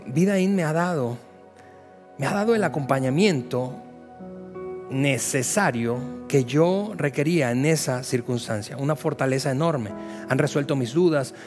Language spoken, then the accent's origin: Spanish; Venezuela; moved away as an adult; somos venezolanos de, origen